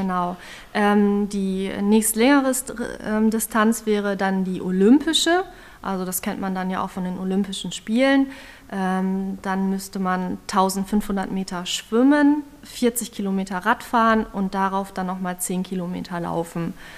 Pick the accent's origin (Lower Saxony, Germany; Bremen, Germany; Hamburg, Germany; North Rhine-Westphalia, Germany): Lower Saxony, Germany; Osnabrück; ich komme hier aus Osnabrück